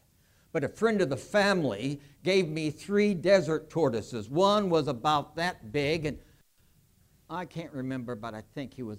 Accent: California, United States; where I grew up in California

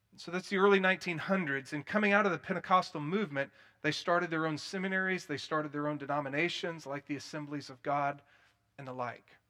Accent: Plano, Texas, United States; also born or lived in Denton, Texas / Dallas, Texas; I grew up in First Baptist Church of Plano, which was cessationist

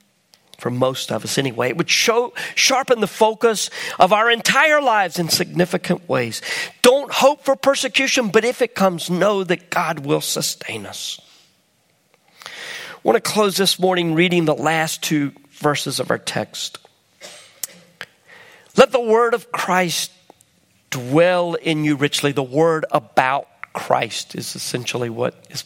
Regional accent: United States; I'm an American

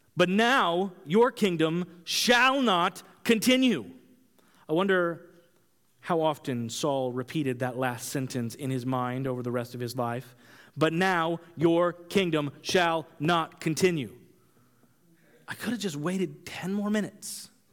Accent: Kansas, United States; I grew up in Kansas

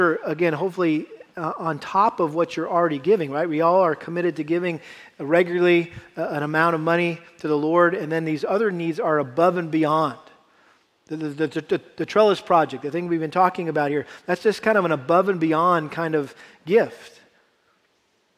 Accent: Massachusetts, United States; I had to do a lot of harvesting growing up in Massachusetts with our garden

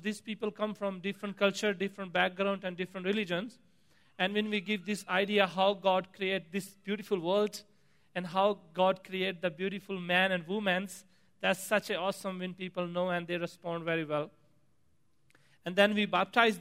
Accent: Pakistan; moved away; As I grew up in Pakistan, Eastern Pakistan

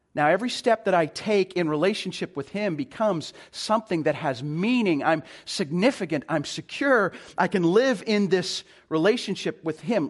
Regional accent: Calgary, Alberta, Canada; now in Vancouver, Canada; I'm originally from Calgary

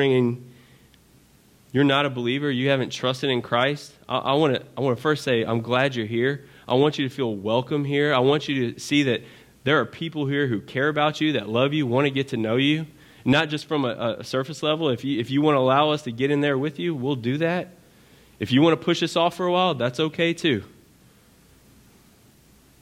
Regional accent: Baton Rouge, Louisiana, United States; I'm from Baton Rouge

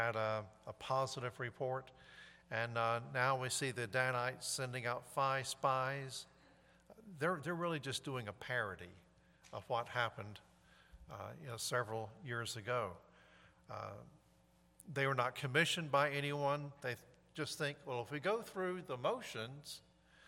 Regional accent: High Point, North Carolina, United States; moved away; I'm from High Point

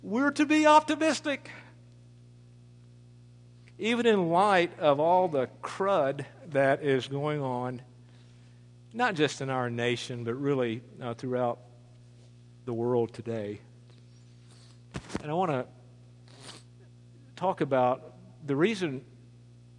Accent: United States; as American citizens

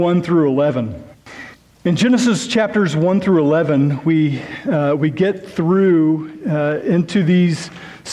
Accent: near Lake Thunderbird, Oklahoma, United States; just about 20 or 30 minutes away from my hometown

